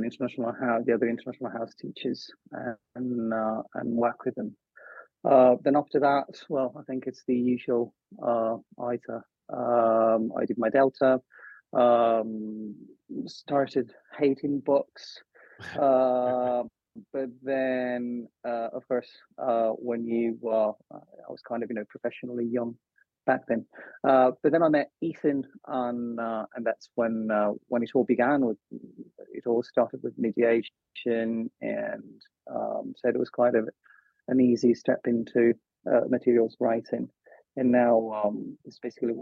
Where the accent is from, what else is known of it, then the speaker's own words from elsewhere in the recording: Italy; moved away as an adult; now in Madrid, Spain; I was born in Italy, where I started teaching English in 2009